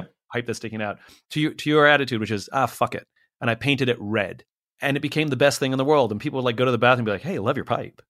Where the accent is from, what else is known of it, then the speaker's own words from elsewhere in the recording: United States; we, as Americans, we like being American